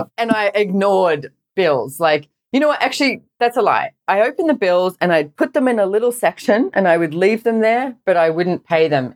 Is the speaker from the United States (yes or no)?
no; Sydney, New South Wales, Australia; I grew up in Sydney, Australia, and I went to a private school